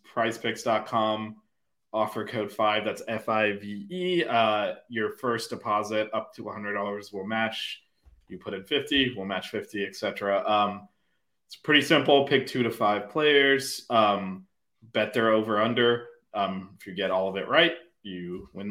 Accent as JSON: {"language": "English", "town": "Miami", "region": "Florida", "country": "United States", "said": "I'm from Miami"}